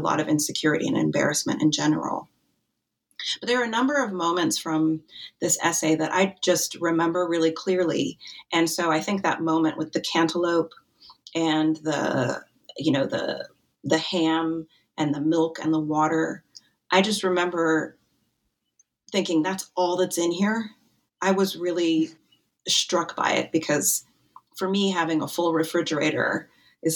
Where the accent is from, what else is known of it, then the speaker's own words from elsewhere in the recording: Wyoming, United States; now in Mercersburg, United States; I grew up in Wyoming